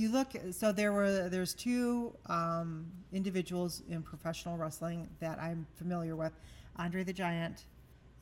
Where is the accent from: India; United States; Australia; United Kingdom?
United States; Michigan; growing up in Michigan and as a child, always going out in the woods